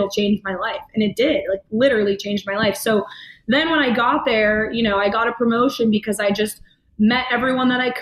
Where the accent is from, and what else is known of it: New Hampshire, United States